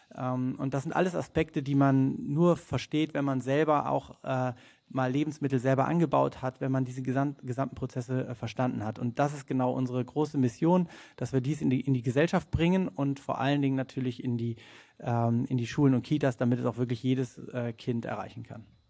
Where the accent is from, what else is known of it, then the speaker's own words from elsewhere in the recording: Rhineland, Germany; ursprünglich aus dem Rheinland, wie du schon gesagt hast, äh, auf einem Bauernhof groß geworden